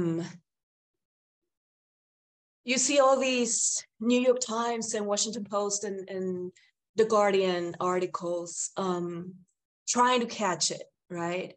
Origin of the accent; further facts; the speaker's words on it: Lima, Peru; I'm a Limeña, and when I go deep into my country, I don't even say I'm Limeña